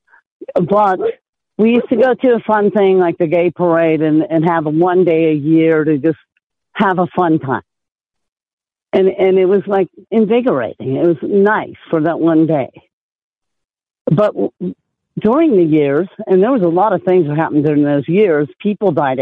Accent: Oakland, California, United States; I grew up in Oakland, California

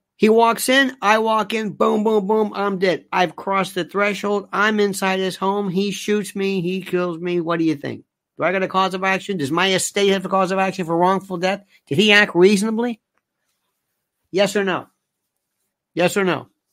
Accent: United States; we, as American citizens

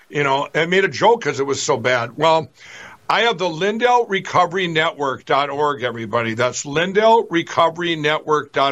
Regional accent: Minnesota, United States; my home state here in Minnesota

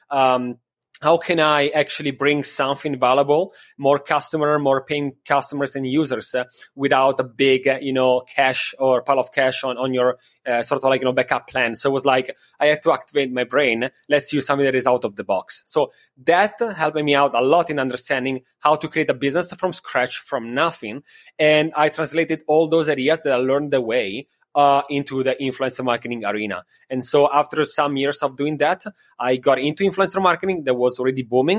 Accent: Milan, Lombardy, Italy; moved away as an adult; also born or lived in Copenhagen, Denmark / Miami Beach, United States; now in New York, United States; Before, I was living in Milano in Italy. That is my city

